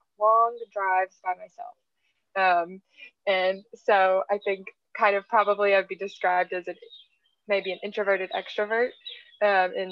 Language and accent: English; Tennessee, United States; moved away; I'm from Tennessee. I'm from the South